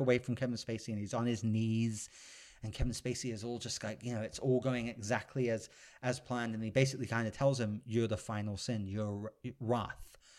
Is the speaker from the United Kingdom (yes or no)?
yes; United Kingdom; I'm a British gentleman